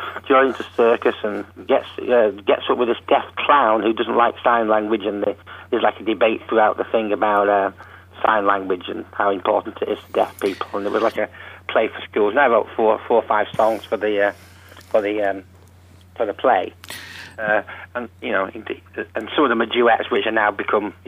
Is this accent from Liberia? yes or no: no; Salford, North West England, United Kingdom; moved away as an adult; now in Philadelphia, United States; I'm from Salford